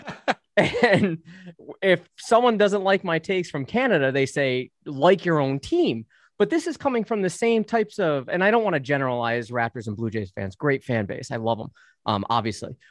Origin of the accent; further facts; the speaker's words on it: United States; I'm an American